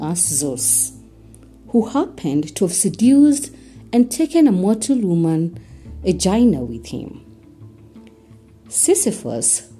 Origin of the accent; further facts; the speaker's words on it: Kenya; I am uniquely Kenyan and relevantly African